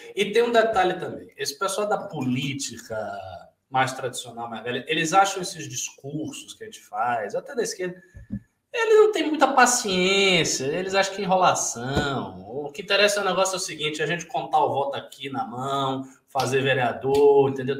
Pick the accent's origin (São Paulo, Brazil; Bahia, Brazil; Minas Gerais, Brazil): Bahia, Brazil; eu sou baiano e sou é, muçulmano